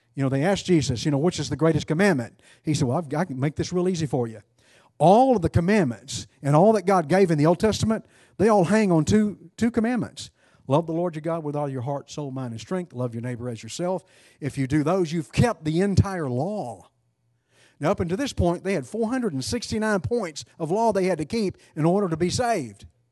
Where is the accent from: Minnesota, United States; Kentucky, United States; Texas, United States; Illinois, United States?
Texas, United States; East; I'm from East Texas.